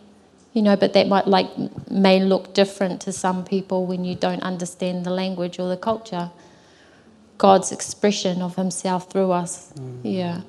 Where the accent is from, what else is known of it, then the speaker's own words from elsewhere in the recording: New Zealand; growing up on the marae. As whānau